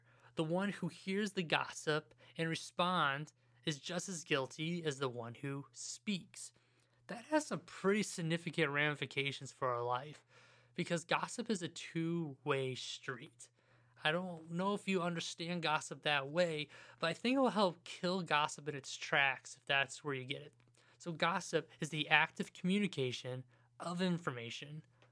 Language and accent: English; Ohio, United States; I'm from Ohio